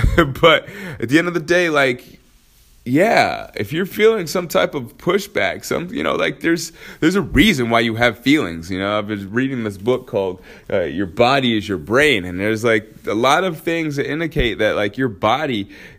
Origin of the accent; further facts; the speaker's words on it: Alaska, United States; So that's why I say I grew up in Alaska, because that's where I started high school, was in Alaska.